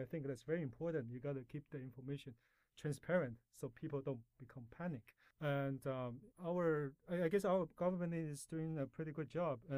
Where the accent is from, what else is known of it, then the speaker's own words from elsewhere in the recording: Canada; also born or lived in Taiwan; Well, I was born in Taiwan, and uh, my family immigrated to Canada when I was 12, and that's where I did most of my education and uh, lived most of my life.